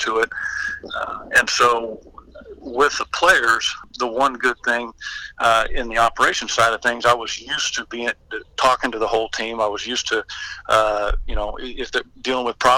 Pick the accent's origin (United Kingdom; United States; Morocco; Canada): United States; Texas; also born or lived in Anaheim, California / Mission Viejo, California / Denton, Texas / Greenville, Texas; I grew up in down in Texas. We moved from Denton, Texas to Greenville.